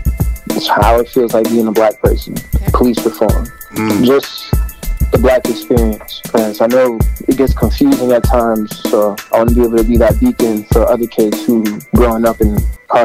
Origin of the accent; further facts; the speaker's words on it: Boston, Massachusetts, United States; growing up in Boston, I've seen a lot of stuff.